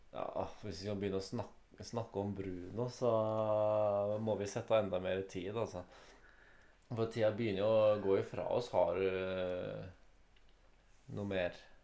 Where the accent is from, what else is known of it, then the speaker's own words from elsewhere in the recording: Norway; fordi vi er norsk.